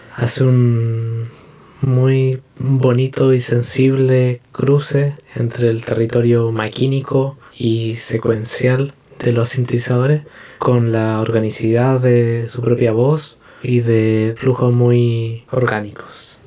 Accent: Santiago, Santiago Metropolitan Region, Chile; Soy de Santiago de Chile

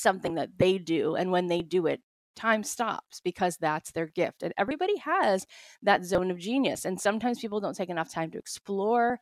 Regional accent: Florida, United States; moved away as an adult; also born or lived in Jerusalem; now in Los Angeles, United States; I grew up in Florida.

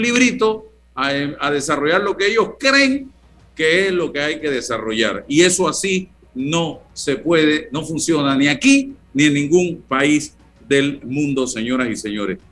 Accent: Panama; como panameño

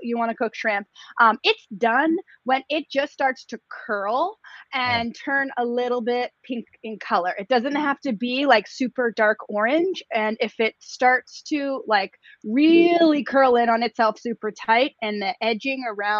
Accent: Boston, Massachusetts, United States; I'm from Boston. I live in New England.

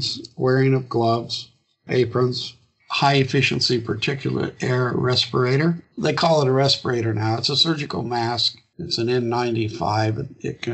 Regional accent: Illinois, United States; my hometown of 18,000 people in Illinois

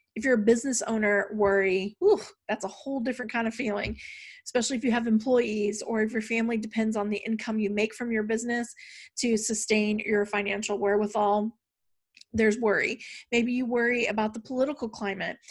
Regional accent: the South, United States; growing up in the South

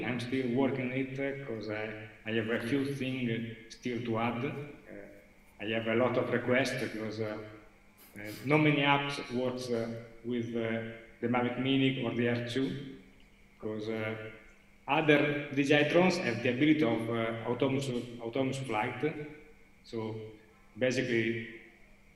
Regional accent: Italy; English is a second language; I'm not a very good English speaker, and I'm from Italy, almost.

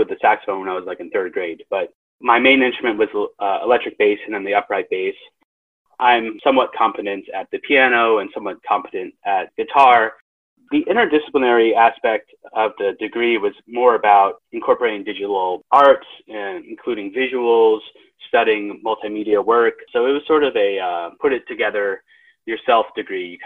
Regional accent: San Francisco Bay Area, California, United States; also born or lived in San Diego; grew up in the Bay Area, and I teach in the Bay Area, so I kind of went full circle

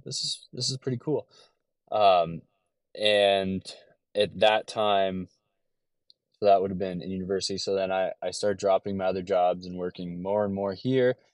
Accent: LaSalle, Ontario, Canada; moved away as an adult; now in Detroit area, United States; I was, um, raised in a small town just outside of Windsor, Ontario called LaSalle, Ontario

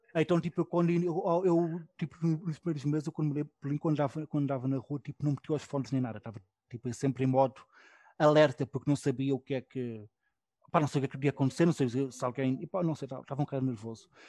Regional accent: Portugal; now in Berlin, Germany; Há um sítio onde eu de vez em quando vou com outro amigo meu português também

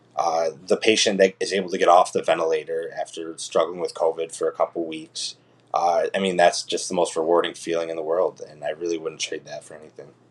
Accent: Utica, New York, United States; also born or lived in Ithaca, New York; I was born and raised in Utica, New York

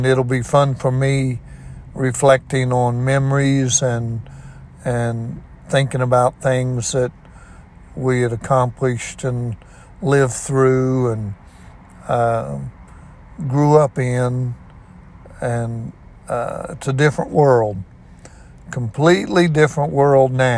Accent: Ona, West Virginia, United States; I was raised on Fudges Creek Road in Ona, West Virginia, most all of my life

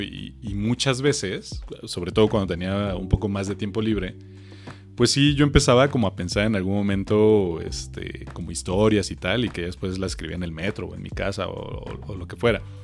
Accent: Mexico; que tenemos los mexicanos

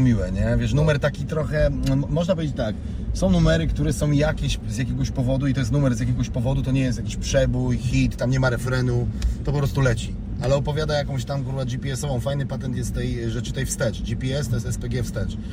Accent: Wałbrzych, Lower Silesian Voivodeship, Poland; now in Wrocław, Poland; Urodzonym w Wałbrzychu, w szpitalu na Nowym Mieście

